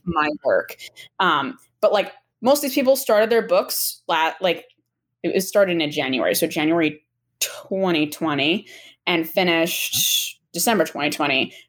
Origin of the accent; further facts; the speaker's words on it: Medfield, Massachusetts, United States; now in Brookline, United States; I am actually from Medfield, Massachusetts, which is like 45 minutes outside the city.